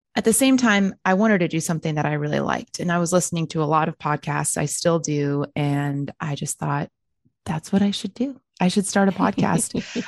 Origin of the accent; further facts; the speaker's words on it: Texas, United States; I was born and raised in Texas